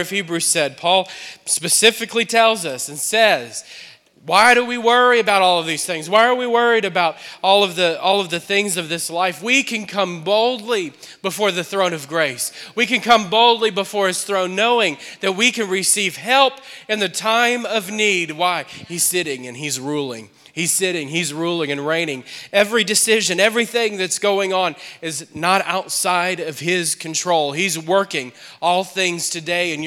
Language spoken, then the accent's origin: English; New Orleans, Louisiana, United States; moved away as an adult; now in Akron, United States; We're from New Orleans, and we've been here now for about 2 years